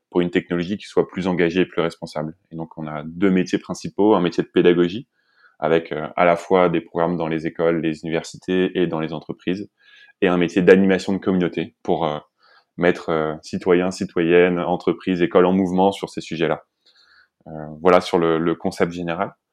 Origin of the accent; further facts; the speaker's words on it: Île-de-France, France; also born or lived in Lesquin / Montbéliard; Euh, je viens plutôt d'Île-de-France, même si j'ai pas mal déménagé quand, quand j'étais petit. J'habitais dans le nord à Léquin et dans l'est à, Montbéliard.